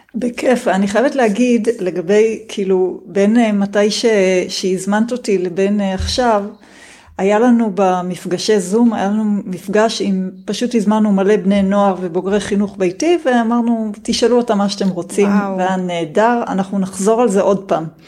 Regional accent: Israel; השנים שלי כילדה בקיבוץ

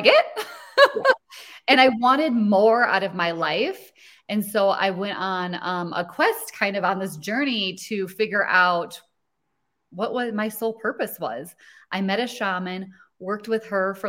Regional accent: Rochester, Minnesota, United States; I grew up in a small town in Minnesota

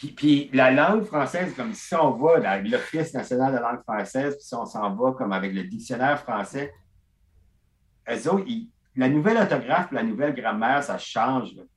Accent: Beresford, New Brunswick, Canada; je viens de Burford, qui est comme Beresford

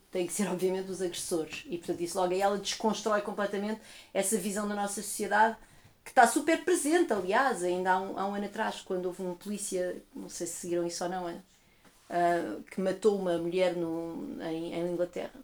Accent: Portugal; eu sou portuguesa

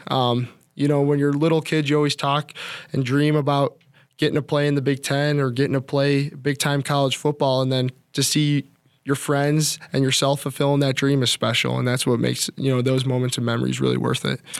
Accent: Chicago, Illinois, United States; moved away as an adult; now in Minnesota, United States; growing up in Chicago

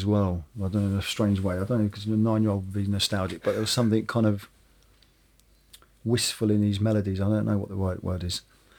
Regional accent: Woking, South East England, United Kingdom; because I come from Woking, which is a suburban town. I mean, it's only 25 minutes down the road, or 45 minutes down the road from London, but it's still a world away.

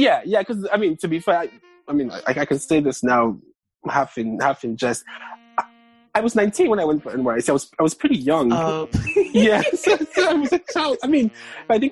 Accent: Lagos, Nigeria; moved away as an adult; now in Kansas City, United States; I grew up in Lagos

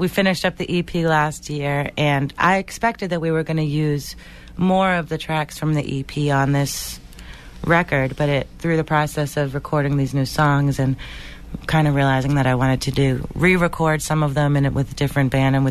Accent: Boston, Massachusetts, United States; a singer from Boston

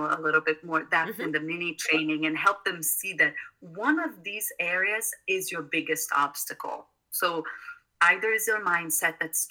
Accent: South Brazil, Brazil; moved away; I grew up in South Brazil

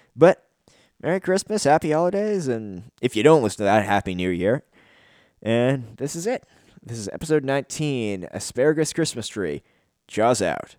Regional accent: Canada; I'm a Canadian

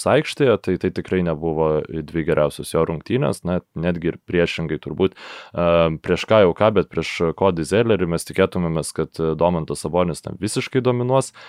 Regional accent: Lithuania

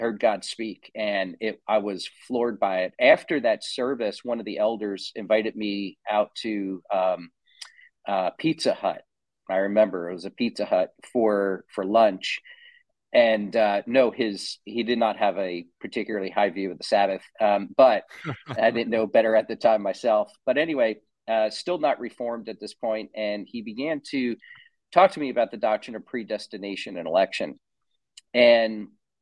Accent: New Jersey, United States; moved away as an adult; now in Austin, United States; New Jersey, where I'm from, I grew up in New Jersey, in case you couldn't tell by the accent.

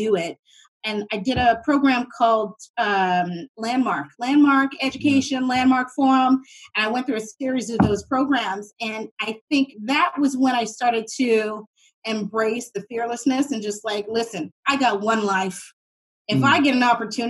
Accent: Halifax, Nova Scotia, Canada; I'm from Uniac Square, right in the north end of Halifax.

